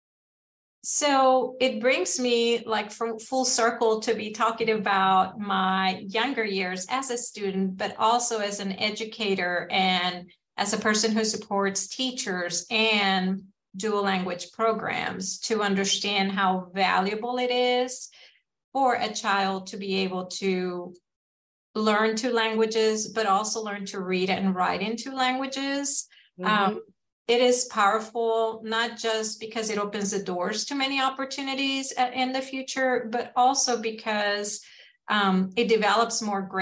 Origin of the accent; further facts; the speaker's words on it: South Texas, United States; I am from South Texas